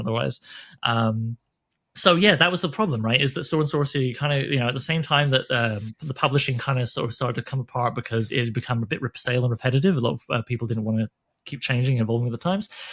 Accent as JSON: {"language": "English", "country": "Canada", "said": "I'm Canadian"}